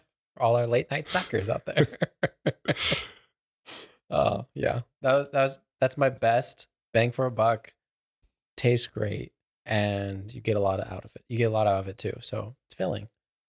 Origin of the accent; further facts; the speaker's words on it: Texas, United States; Cause I was from Texas.